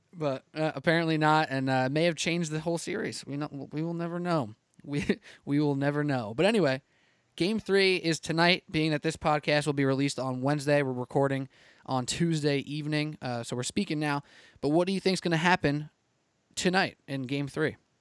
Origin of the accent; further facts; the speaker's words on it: New York, United States; I'm a New Yorker. I work in New York every day